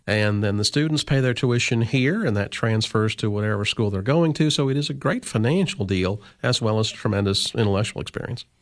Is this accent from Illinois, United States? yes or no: yes; Illinois, United States; moved away as an adult; also born or lived in New York / Ohio; now in Cookeville, United States; I grew up in Illinois.